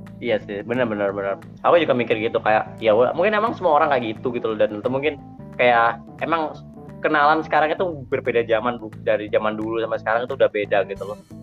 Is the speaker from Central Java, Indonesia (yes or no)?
no; East Java, Indonesia; aku ini dari Jawa Timur